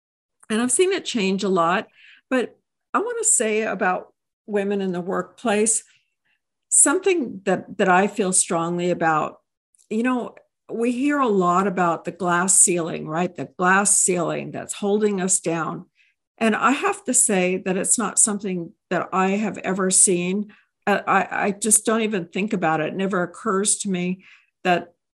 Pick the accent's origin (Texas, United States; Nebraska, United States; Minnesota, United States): Texas, United States; I hail from Texas.